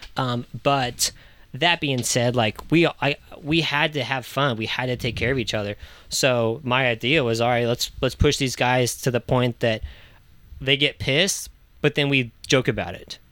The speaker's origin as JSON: {"language": "English", "town": "Virginia Beach", "region": "Virginia", "country": "United States", "tie": "born or raised there", "moved": "yes", "said": "I'm originally from Virginia Beach, Virginia, so I grew up on the coast"}